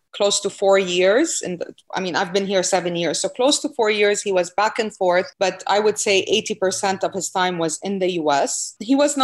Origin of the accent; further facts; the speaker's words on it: Saudi Arabia; first language Arabic; English is a second language; moved away as an adult; also born or lived in France / Lebanon; now in Miami, United States; I was born in France. I am not French. Both my parents are from Lebanon, Lebanese, so from the Middle East. I never lived in Lebanon, did not grow up in Lebanon. I grew up in Saudi Arabia, which is in the Gulf.